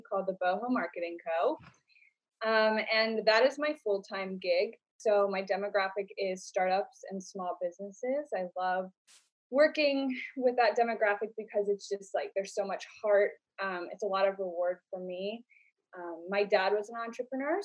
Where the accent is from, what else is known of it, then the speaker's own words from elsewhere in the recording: Baltimore County, Maryland, United States; I'm from Baltimore County.